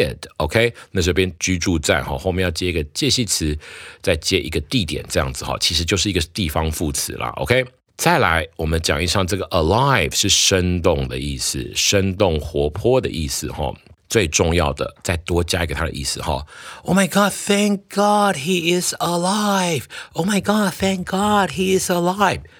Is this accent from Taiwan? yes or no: yes; Taiwan; 我们台湾人讲把握当下就四个字了哈